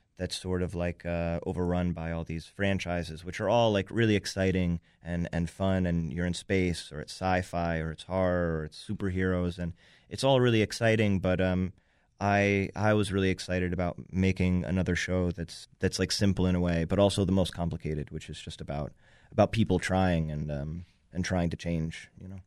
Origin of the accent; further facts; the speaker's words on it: New York, United States; I grew up in New York